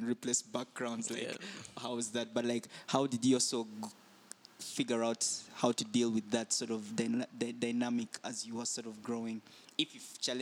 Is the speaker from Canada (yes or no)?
no; Kampala, Central Region, Uganda; we're from Kampala